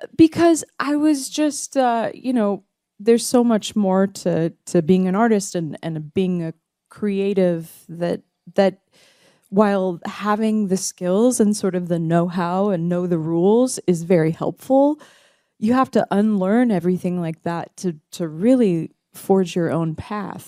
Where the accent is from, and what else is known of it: Dallas, Texas, United States; born or raised there; also born or lived in Tulsa, Oklahoma